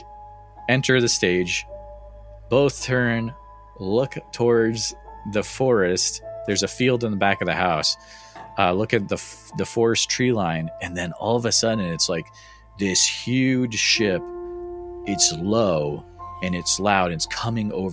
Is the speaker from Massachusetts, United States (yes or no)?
yes; Northfield, Massachusetts, United States; So I grew up in Western Massachusetts, small town called Northfield